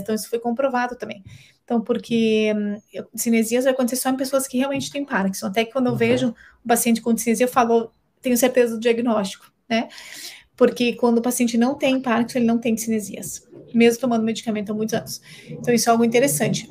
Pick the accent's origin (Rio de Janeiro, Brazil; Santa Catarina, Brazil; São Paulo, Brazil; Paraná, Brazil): Santa Catarina, Brazil; Balneário Camboriú; Eu sou de Balneário Camboriú